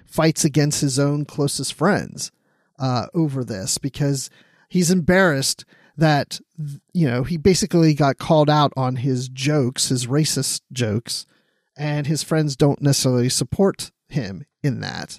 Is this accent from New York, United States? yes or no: no; Maryland, United States; I grew up in Maryland